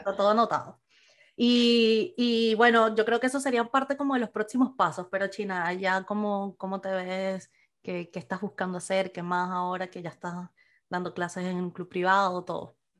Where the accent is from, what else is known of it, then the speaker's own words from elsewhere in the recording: Venezuela; moved away; los que crecimos en Venezuela